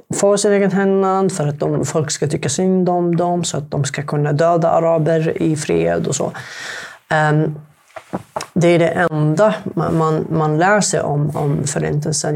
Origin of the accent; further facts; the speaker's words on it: Sanaa, Amanat Al Asimah, Yemen; first language Arabic; Swedish is a second language; moved away as an adult; also born or lived in Halmstad, Sweden; now in Sweden; Jag kommer egentligen från Jemen